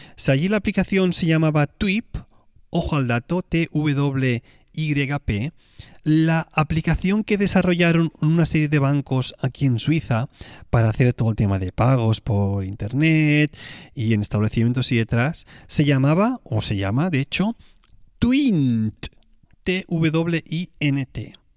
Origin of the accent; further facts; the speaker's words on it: Tarragona, Catalonia, Spain; moved away; la ciudad donde yo voy a veranear, que es Tarragona, mi ciudad natal